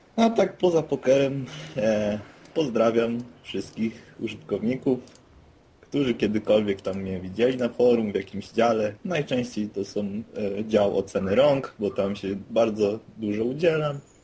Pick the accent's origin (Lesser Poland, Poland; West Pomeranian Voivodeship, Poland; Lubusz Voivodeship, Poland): West Pomeranian Voivodeship, Poland; Szczecin; z nadmorza, czyli ze Szczecina